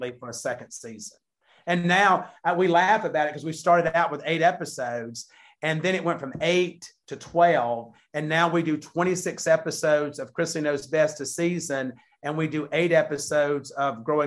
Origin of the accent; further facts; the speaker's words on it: the South, United States; we're from the South